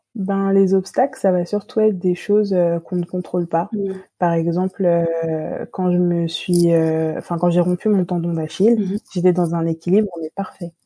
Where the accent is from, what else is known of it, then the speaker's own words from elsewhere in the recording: Île-de-France, France; je suis d'origine antillaise. Mhm. J'ai grandi dans cette culture-là, mais j'ai été élevée ici en France mhm. et, enfin, en France métropolitaine